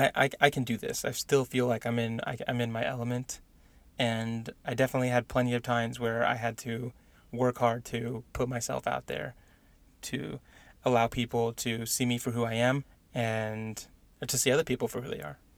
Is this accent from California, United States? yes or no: yes; San Diego, California, United States; moved away as an adult; now in Indiana, United States; I grew up in San Diego